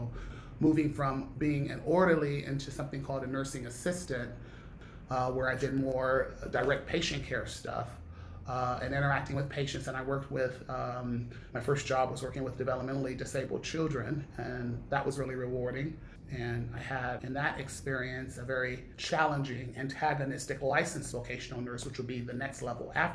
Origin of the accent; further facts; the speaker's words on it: Long Beach, California, United States; also born or lived in Milwaukee, Wisconsin; I moved from Milwaukee to Long Beach when I was 10 years old.